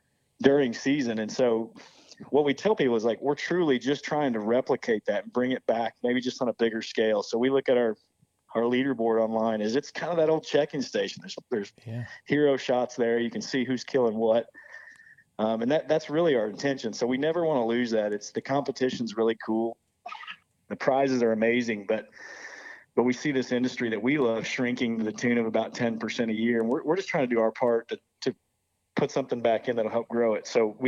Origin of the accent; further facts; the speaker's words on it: Midwest, United States; Like, man, all we're trying to do, we all grew up in the Midwest. I don't know how it is up there, but we grew up in the Midwest going to check-in stations